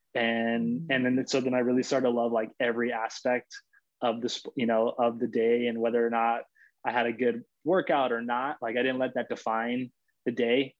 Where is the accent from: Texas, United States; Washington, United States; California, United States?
California, United States; Los Angeles; also born or lived in Florida; I'm actually from LA. So I'm born and raised in Los Angeles